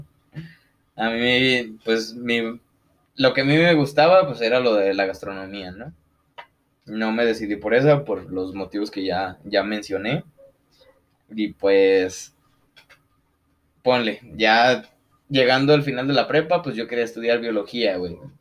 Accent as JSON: {"language": "Spanish", "town": "Lagos de Moreno", "region": "Jalisco", "country": "Mexico", "said": "somos de aquí de Lagos de Moreno"}